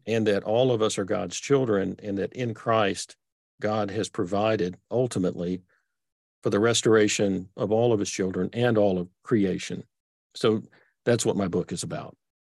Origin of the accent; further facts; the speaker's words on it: Texas, United States; accent: Texas; I grew up in Texas. So I've got this sort of Texas accent that I can't get rid of.